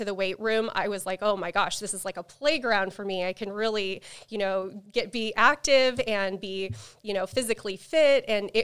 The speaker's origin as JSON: {"language": "English", "region": "Alaska", "country": "United States", "said": "So obviously I'm from Alaska, and I was actually homeschooled my entire life, K-5 through 12th grade"}